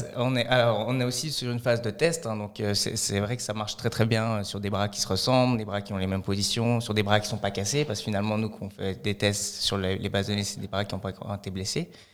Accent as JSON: {"language": "French", "region": "Fribourg", "country": "Switzerland", "tie": "born or raised there", "also_born_or_lived": "Lausanne", "said": "j'ai grandi à Fribourg, j'ai fait une grande partie de ma scolarité à Fribourg."}